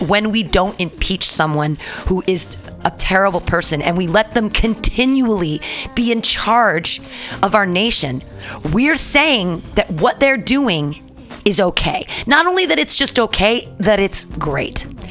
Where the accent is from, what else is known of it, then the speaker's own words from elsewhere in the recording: United States; I'm still an American. I was born in America